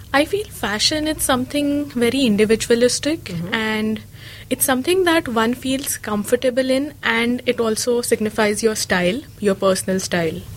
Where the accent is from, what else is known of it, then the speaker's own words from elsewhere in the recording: Mumbai, Maharashtra, India; moved away as an adult; also born or lived in Belgaum, Karnataka, India; now in Dunedin, New Zealand; I was born in Belgaum, which is a small city in the south of India. And uh, yeah, I grew up in Mumbai